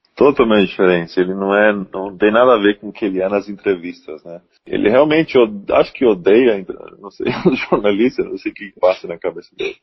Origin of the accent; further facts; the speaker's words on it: Blumenau, Santa Catarina, Brazil; como brasileiro, como blumenauense, como catarinense